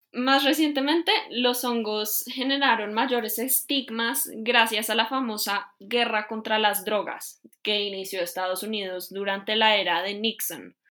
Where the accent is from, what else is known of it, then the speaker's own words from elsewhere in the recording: Colombia; Soy colombiana de ascendencia libanesa y soy politóloga